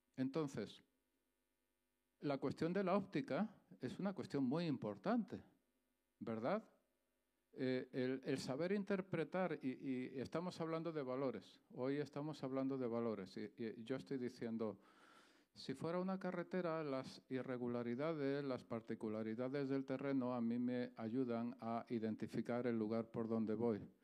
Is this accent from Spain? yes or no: yes; Andalusia, Spain; accent: Andalusian; moved away; soy andaluz, ¿vale? Se me nota en el acento y en la gracia que tengo